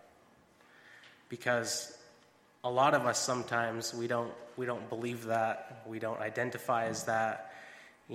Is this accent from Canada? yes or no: yes; Binscarth, Manitoba, Canada; also born or lived in Georgia; I'm from Binscarth, Manitoba, small town